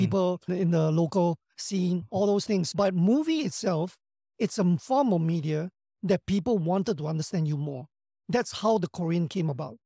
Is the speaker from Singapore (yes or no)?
yes; Singapore; I come from Singapore, not known to many